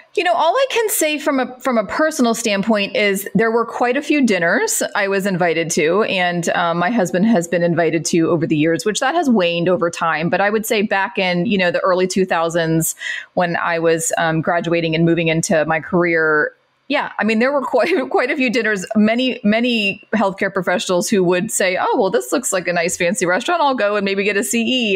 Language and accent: English; Central Florida, United States; I grew up in Florida, Central Florida, um, Mickey Mouse Land.